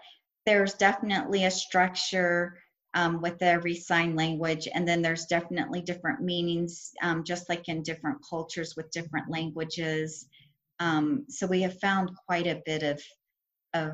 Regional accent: United States; also born or lived in Reno, Nevada; we're from the United States and speak English

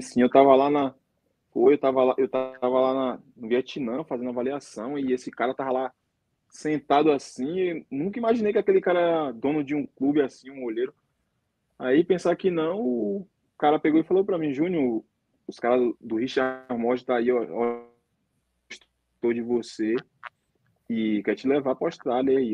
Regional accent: Northeast Region, Brazil; moved away as an adult; also born or lived in Fortaleza / South Africa / United Arab Emirates; now in South Korea; eu, no caso, sou do Nordeste

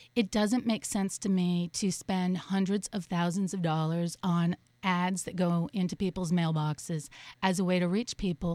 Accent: Colorado, United States; also born or lived in Boulder, Colorado / San Francisco, California / Los Angeles, California / Portland, Oregon; now in Miami, United States; I grew up in Colorado, went to uh, Boulder for a while

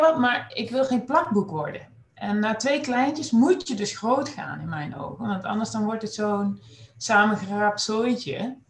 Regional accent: Nijmegen, Gelderland, Netherlands; moved away as an adult; also born or lived in Groningen; geboren en getogen in Nijmegen

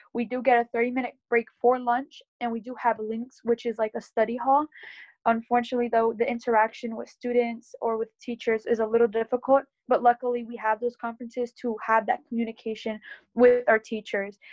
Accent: Berks County, Pennsylvania, United States; I am from Berks County in Pennsylvania

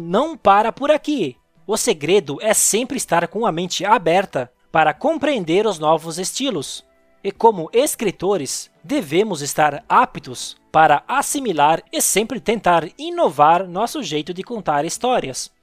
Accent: Santa Catarina, Brazil; eu sou natural de Santa Catarina, um estado do sul do Brasil

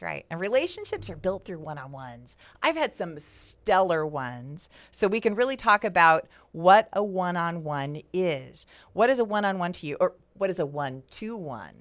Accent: West Coast, United States; moved away; for me, growing up on the West Coast

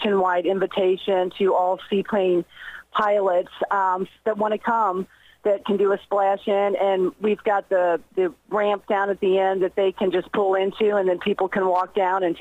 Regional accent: Northern Kentucky, United States; moved away; I grew up in Northern Kentucky

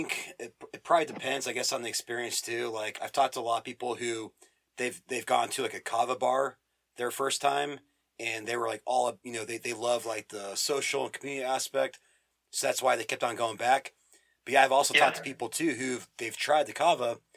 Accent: Phoenix, Arizona, United States; moved away; We're from Phoenix originally

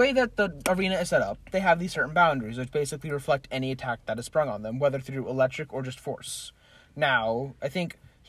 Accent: Las Vegas, Nevada, United States; I was born and raised in Vegas.

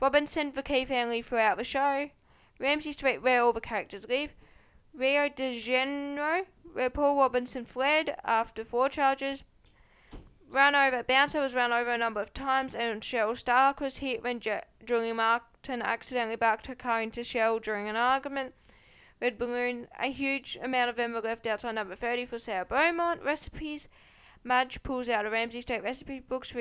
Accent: Tasmania, Australia; Tassie, my hometown

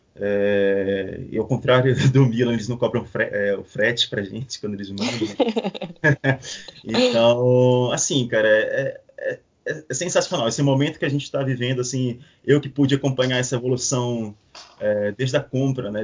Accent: Belém, Pará, Brazil; now in Florianópolis, Brazil; Eu morei muito tempo em Belém, nasci em Belém, apesar da minha família, metade da minha família ser mineira

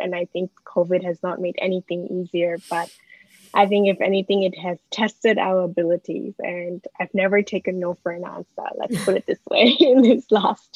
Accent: Malaysia; moved away as an adult; now in Melbourne, Australia; I went to school in Malaysia

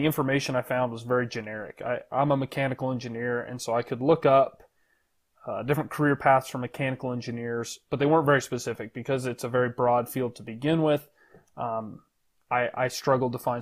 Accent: Show Low, Arizona, United States; moved away as an adult; also born or lived in Texas; So I grew up in Arizona, pretty small town called Sholo.

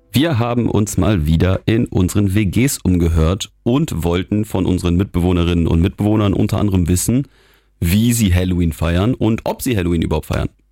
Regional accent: Geneva, Switzerland; also born or lived in Germany; now in Wilhelmshaven, Germany; Ich bin in Genf ja aufgewachsen in der Schweiz

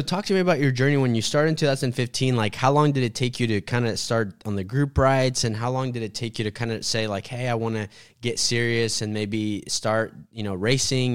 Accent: Sand Springs, Oklahoma, United States; I grew up in Sand Springs, which is like, you know, a town about twenty, thirty minutes away

